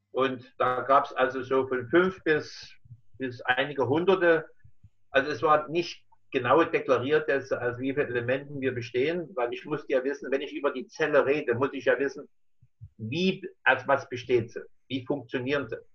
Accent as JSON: {"language": "German", "town": "Dresden", "region": "Saxony", "country": "Germany", "tie": "born there", "said": "Ich bin äh, in Dresden geboren, 1946. Das heißt, ich bin jetzt 74 Jahre alt."}